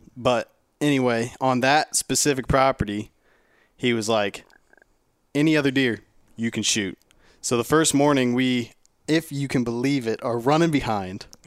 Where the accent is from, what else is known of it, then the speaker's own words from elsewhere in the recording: Ohio, United States; I'm from Ohio